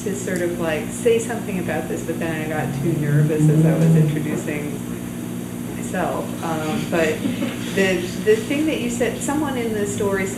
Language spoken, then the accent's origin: English; New York, United States; I'm from New York